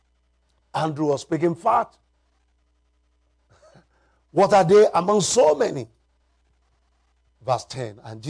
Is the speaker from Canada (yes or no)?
no; Nigeria; I'm from Nigeria, Africa